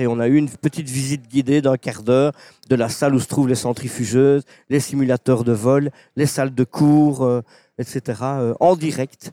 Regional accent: Belgium; un petit Belge

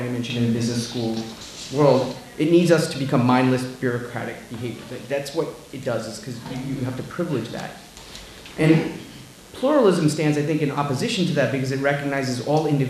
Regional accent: New York City, New York, United States; also born or lived in India; I was born in India, grew up in Queens, New York

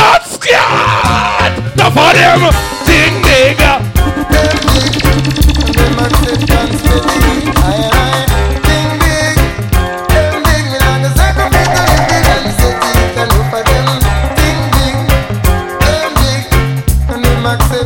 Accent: Guyana; I come from Burbies. You understand? Burbies is a little place down in Guyana.

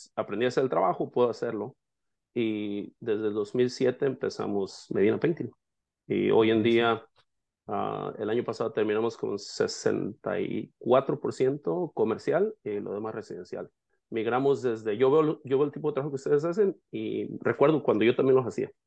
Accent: La Huerta, Jalisco, Mexico; moved away as an adult; also born or lived in Yakima, Washington; now in Seattle, United States; soy mexicano de nacimiento, nací en un pueblo que se llama La Huerta, en el estado de Jalisco

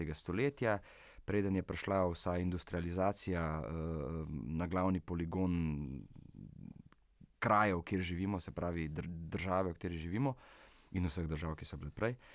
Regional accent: Vitanje, Slovenia; moji rojstni vasi, da tako rečem, Vitanje

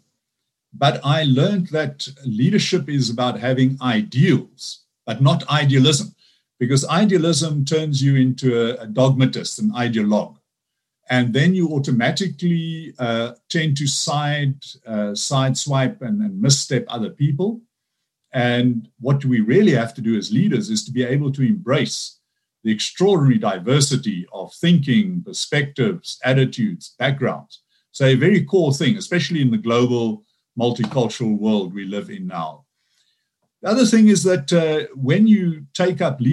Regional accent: South Africa; I'm a South African, Dutch descent, but my ancestors came to South Africa in the late 1600s, so born and bred African. So one of the biggest things is that I grew up under apartheid

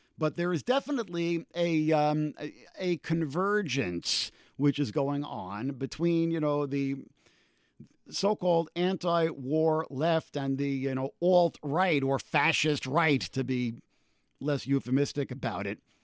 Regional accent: United States; as Americans and particularly as American Jews

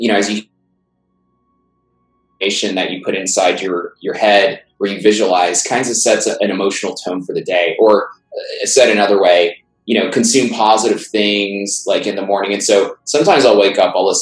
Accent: New York City, New York, United States; I grew up in Brooklyn. New York

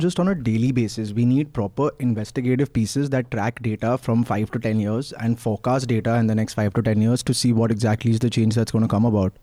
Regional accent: Mumbai, Maharashtra, India; now in Delhi, India; I'm an outsider. I'm from Bombay

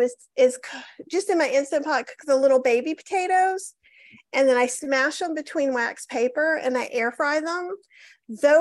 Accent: the South, United States; I'm from the South

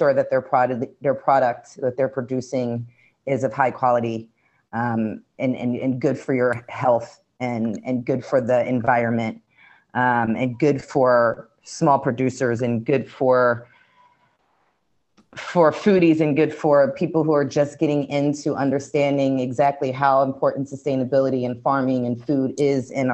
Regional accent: Philadelphia, Pennsylvania, United States; moved away; also born or lived in Brooklyn, New York; being born and raised in Philly

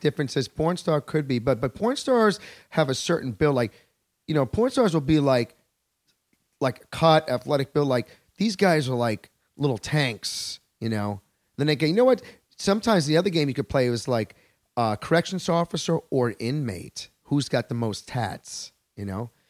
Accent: Long Island, New York, United States; I'm a native New Yorker

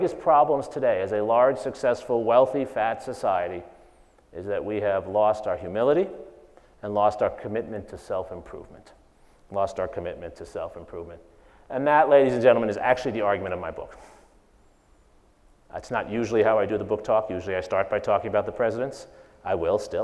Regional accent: New York, United States; moved away as an adult; now in Texas, United States; I grew up in New York

